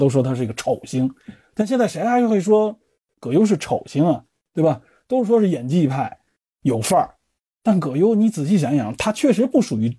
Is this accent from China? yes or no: yes; China; 我们中国人